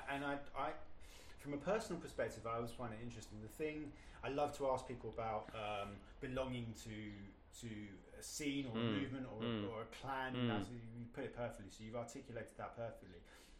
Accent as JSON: {"language": "English", "region": "London", "country": "United Kingdom", "moved": "yes", "said": "I'm from London originally."}